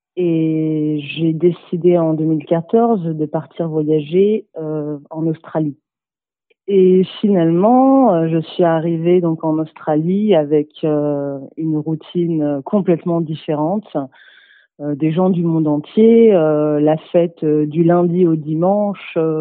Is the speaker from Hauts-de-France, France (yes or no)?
no; Toulouse, Occitania, France; j'ai 27 ans et je suis de Toulouse